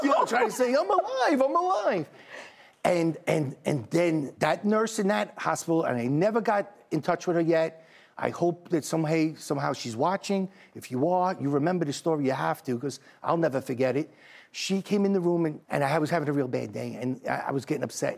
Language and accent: English; New York City, New York, United States; I'm from Staten Island, New York.